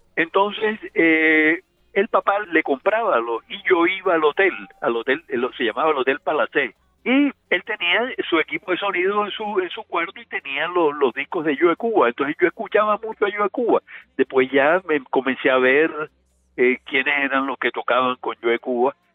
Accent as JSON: {"language": "Spanish", "town": "Sincelejo", "region": "Sucre", "country": "Colombia", "tie": "born or raised there", "said": "en Cincelejo, que era mi tierra, que fue mi tierra natal"}